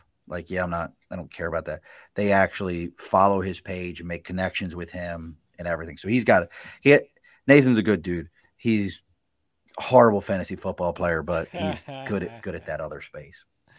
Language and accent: English; Baltimore, Maryland, United States; we're big Ravens fans. We're all originally from Baltimore.